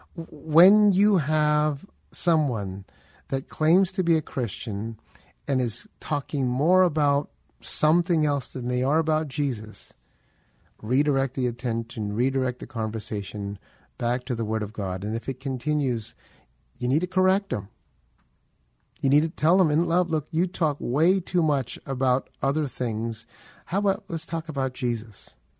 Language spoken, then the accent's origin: English; Philippines; I am Filipino